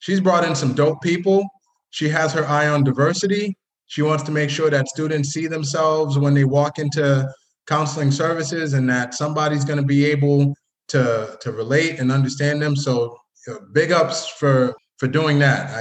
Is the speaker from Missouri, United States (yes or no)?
no; Boston, Massachusetts, United States; grew up in the Boston area